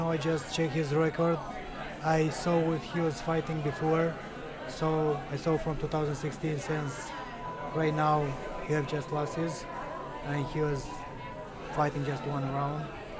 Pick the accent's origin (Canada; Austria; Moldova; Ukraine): Moldova; English is a second language; moved away as an adult; now in Las Vegas, United States; I'm from Republic of Moldova. There I was born. So I won a green card lottery, so they give me the opportunity to come here.